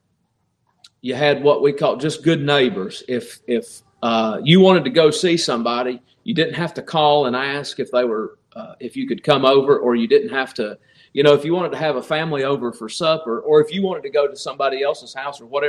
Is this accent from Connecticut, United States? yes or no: no; Appalachia, Virginia, United States; I grew up in Appalachia, Virginia, and the area that I grew up in, there was no such thing as a stranger.